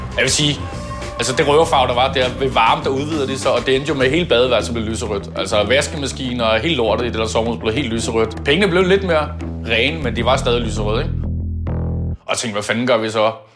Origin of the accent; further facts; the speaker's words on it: Copenhagen, Capital Region of Denmark, Denmark; Født og opvokset på Østerbro.